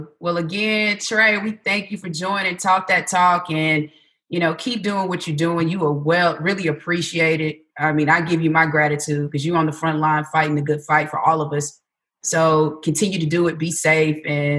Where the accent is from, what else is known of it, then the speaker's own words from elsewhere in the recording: Atlanta, Georgia, United States; I'm from Atlanta